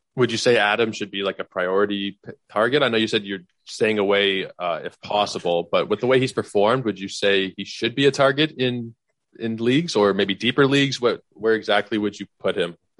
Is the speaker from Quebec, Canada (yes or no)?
no; Toronto, Ontario, Canada; fellow Torontonian